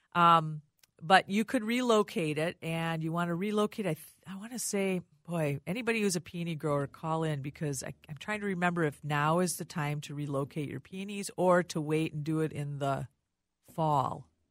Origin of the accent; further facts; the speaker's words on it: Rochester, Minnesota, United States; I lived, I grew up in Rochester